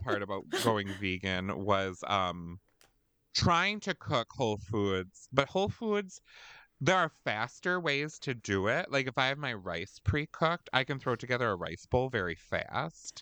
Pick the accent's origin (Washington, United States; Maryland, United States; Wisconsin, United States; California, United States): Wisconsin, United States; We're from Wisconsin